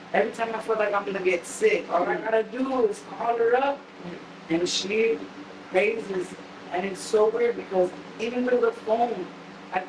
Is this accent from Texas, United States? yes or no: yes; San Antonio, Texas, United States; born or raised there; also born or lived in Milwaukee, Wisconsin